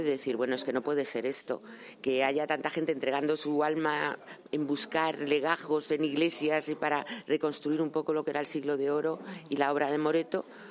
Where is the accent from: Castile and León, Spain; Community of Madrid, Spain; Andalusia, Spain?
Community of Madrid, Spain; Madrid; siendo madrileños